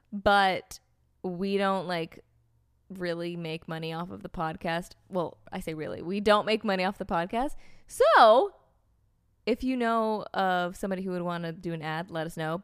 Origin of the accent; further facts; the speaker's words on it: United States; as an American